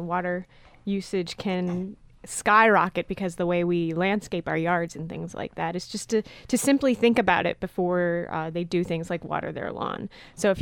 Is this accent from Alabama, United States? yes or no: no; Ohio, United States; I grew up in Ohio, actually, about a mile or two away from Lake Erie